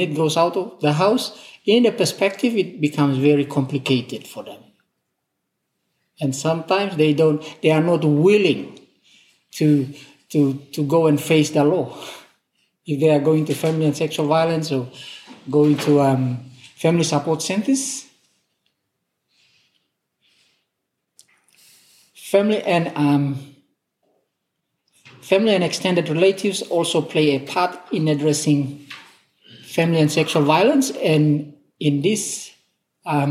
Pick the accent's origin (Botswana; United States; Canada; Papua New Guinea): Papua New Guinea; we are from Papua New Guinea